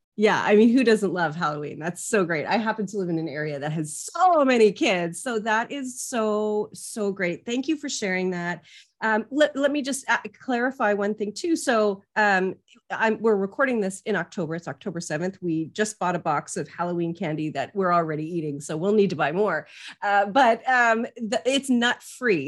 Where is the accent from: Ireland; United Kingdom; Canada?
Canada; I'm Canadian.